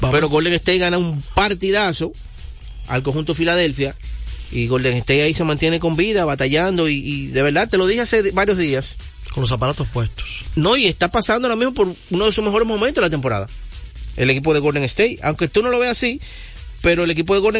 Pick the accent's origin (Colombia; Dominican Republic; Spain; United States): Dominican Republic; yo soy dominicano.